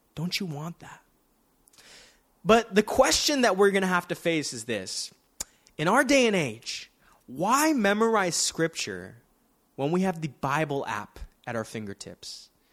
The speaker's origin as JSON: {"language": "English", "town": "Daly City", "region": "California", "country": "United States", "tie": "born or raised there", "said": "I grew up in Daly City"}